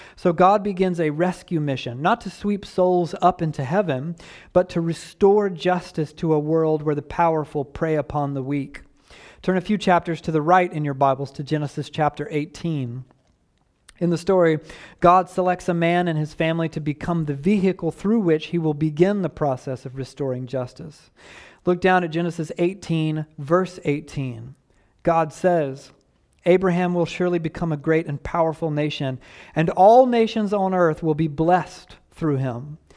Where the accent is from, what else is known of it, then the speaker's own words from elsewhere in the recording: Southeast Georgia, United States; I was raised in the Deep South on a dirt road